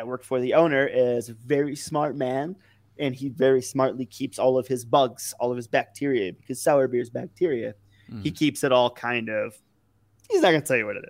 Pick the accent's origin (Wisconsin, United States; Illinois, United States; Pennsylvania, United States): Illinois, United States; now in Denver, United States; I grew up in Illinois